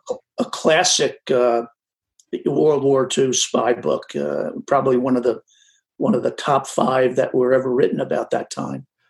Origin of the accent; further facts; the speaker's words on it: New Jersey, United States; I grew up in New Jersey